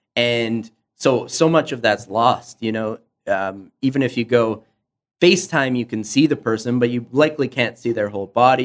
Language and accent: English; Canada; being Canadian